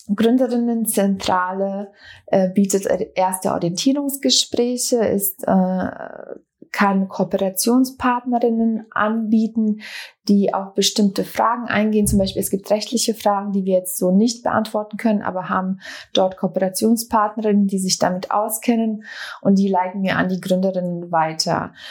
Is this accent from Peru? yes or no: no; Bosnia & Herzegovina; now in Berlin, Germany; ich komme ursprünglich aus Bosnien-Herzegowina. Wir sind 95 nach Berlin geflüchtet